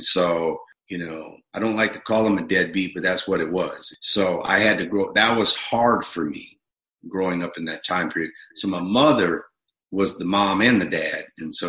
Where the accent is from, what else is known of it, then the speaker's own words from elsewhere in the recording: Minneapolis, Minnesota, United States; also born or lived in Bronx, New York; I grew up in Minneapolis, born in Bronx, New York, and my mother moved me to Minneapolis for fear, you know, trouble in the streets and what have you.